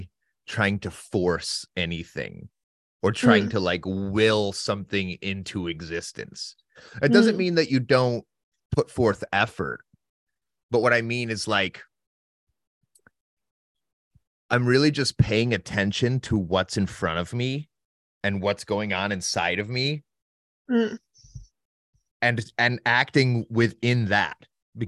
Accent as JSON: {"language": "English", "region": "Northern Ohio", "country": "United States", "tie": "born or raised there", "moved": "yes", "lives_now": "Santa Barbara, United States", "said": "I grew up on the Great Lakes. So Northern Ohio"}